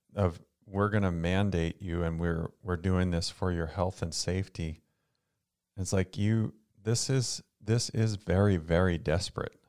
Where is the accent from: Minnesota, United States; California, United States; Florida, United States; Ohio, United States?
Florida, United States; We grew up in Florida